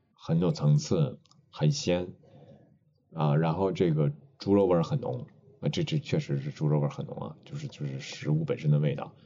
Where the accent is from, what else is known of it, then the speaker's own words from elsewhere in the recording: Dalian, Liaoning, China; now in Beijing, China; 我们家，家乡嘛，这个我是大连人，所以都比较爱吃海鲜